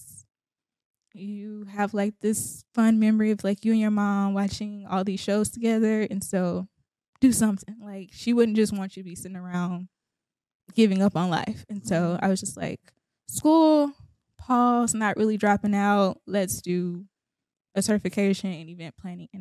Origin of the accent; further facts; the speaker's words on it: Houston, Texas, United States; born and raised in Houston, Texas